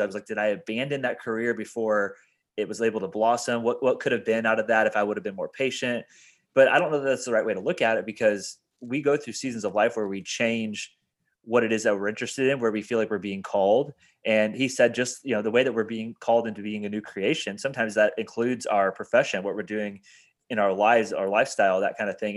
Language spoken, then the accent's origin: English; Indiana, United States; moved away as an adult; back in my hometown in Indiana.